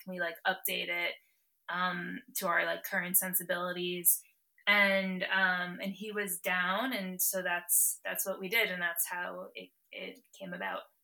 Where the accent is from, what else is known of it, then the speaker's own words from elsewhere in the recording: Morris County, New Jersey, United States; moved away as an adult; also born or lived in Los Angeles / Philadelphia; I grew up in Morris County